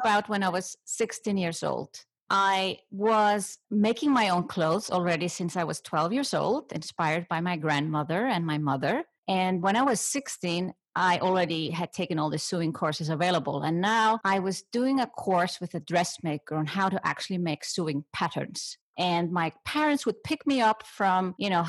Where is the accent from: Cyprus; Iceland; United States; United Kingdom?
Iceland; I come from Iceland.